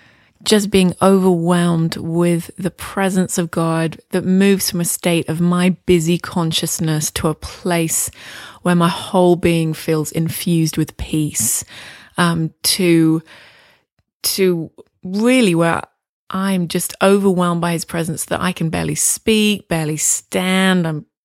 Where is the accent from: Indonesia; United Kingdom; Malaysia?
United Kingdom; England; moved away as an adult; now in Toronto, Canada; I came to Toronto from England in 1998 to do the school.